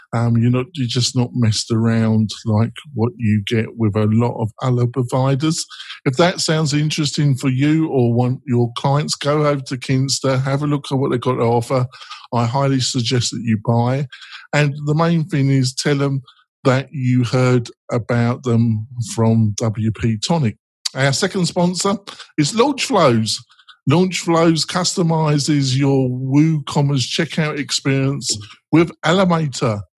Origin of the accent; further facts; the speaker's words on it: England, United Kingdom; I'm English.